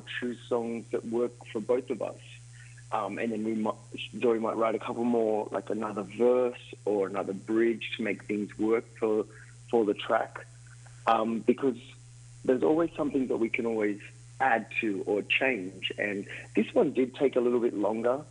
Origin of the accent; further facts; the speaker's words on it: Sydney, New South Wales, Australia; now in Miami, United States; We're both from Australia. I'm from Sydney originally, but live in Miami